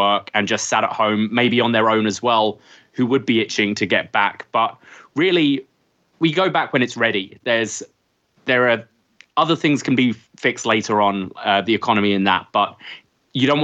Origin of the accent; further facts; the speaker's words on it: United Kingdom; now in Canada; as you can hear from my accent, I'm from the UK.